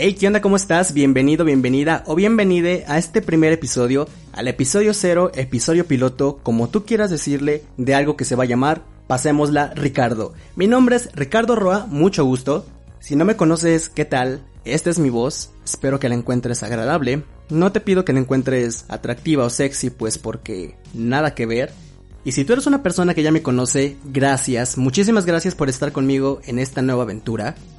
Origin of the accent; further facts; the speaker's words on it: Mexico City, Mexico; soy de la Ciudad de México